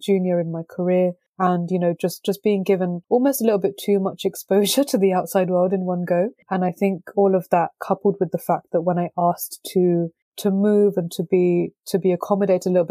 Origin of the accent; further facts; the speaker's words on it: London, United Kingdom; I was born and brought up in London